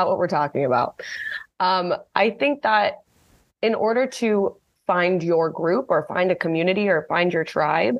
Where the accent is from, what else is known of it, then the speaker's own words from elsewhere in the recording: Los Angeles, California, United States; accent: Valley Girl; growing up in Los Angeles, my whole life working in entertainment